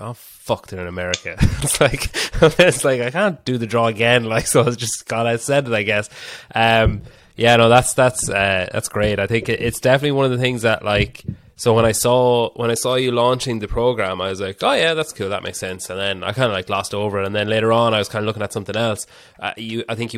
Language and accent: English; Ireland